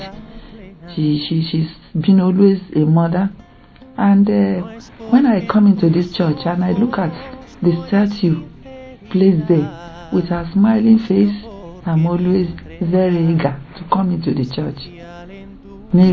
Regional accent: Nigeria; I'm from Nigeria

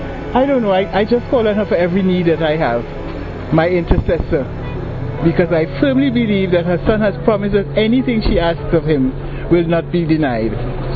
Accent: Trinidad & Tobago; Trinidad in the Caribbean.

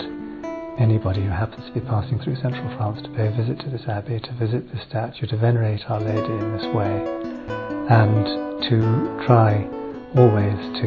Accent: England, United Kingdom; I'm from England

